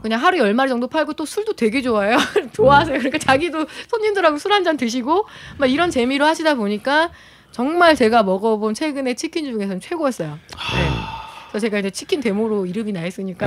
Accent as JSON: {"language": "Korean", "region": "Chungcheong", "country": "South Korea", "tie": "born or raised there", "said": "제가 그 충청도 출신이다 보니까"}